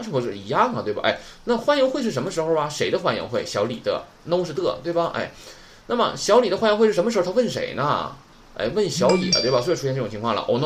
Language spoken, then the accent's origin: Chinese; China; 咱们中国人打中文的时候是不是用汉语拼音的多一些呀